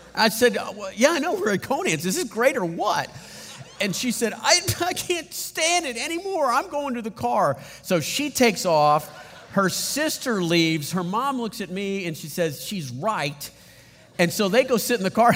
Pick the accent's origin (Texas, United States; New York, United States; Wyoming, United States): Texas, United States; San Antonio; I grew up in San Antonio